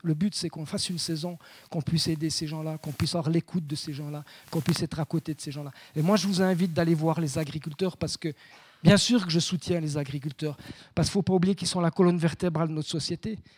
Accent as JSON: {"language": "French", "area": "Saint-Imier valley", "region": "Bernese Jura", "country": "Switzerland", "tie": "born or raised there", "also_born_or_lived": "Bauges, France", "said": "je suis jurassien, hein, je, suis né à, La Haute. ma mère à Courgémont"}